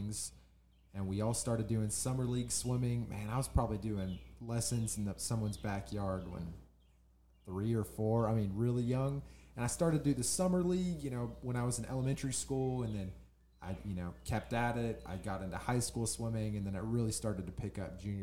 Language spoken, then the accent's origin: English; Carrollton, Texas, United States; moved away as an adult; now in Little Rock, United States; I grew up in Carrollton, Texas, which is a suburb of downtown Dallas